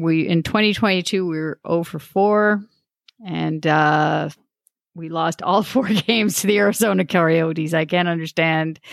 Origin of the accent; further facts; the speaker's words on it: Toronto, Ontario, Canada; my town of Star- Scarborough, my hometown